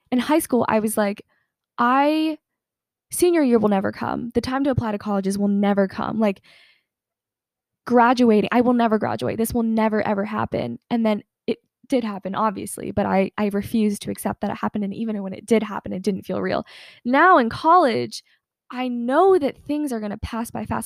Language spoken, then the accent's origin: English; Atlanta, Georgia, United States; I'm from Atlanta, Georgia